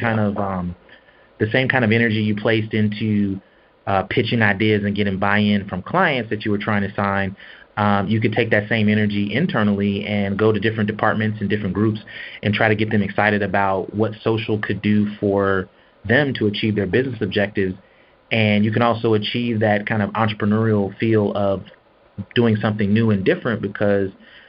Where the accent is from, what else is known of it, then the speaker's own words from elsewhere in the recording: Seattle, Washington, United States; also born or lived in Atlanta, Georgia; now in Texas, United States; I am originally from Seattle, Washington